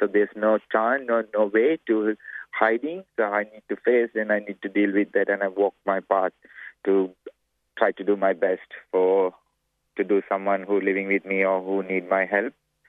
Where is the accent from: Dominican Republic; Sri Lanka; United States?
Sri Lanka; now in Australia; I'm from Sri Lanka.